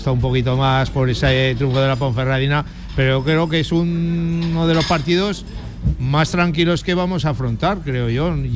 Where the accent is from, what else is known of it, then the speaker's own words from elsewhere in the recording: Zaragoza, Aragon, Spain; Otra cosa es que yo pienso, somos de Zaragoza